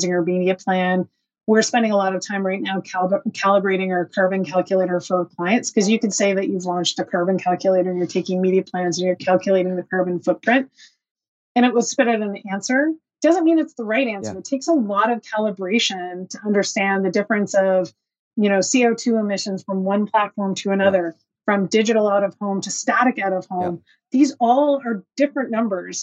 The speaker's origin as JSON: {"language": "English", "town": "Dorchester", "region": "New Brunswick", "country": "Canada", "tie": "born or raised there", "moved": "yes", "said": "the Dorchester Signpost in my hometown"}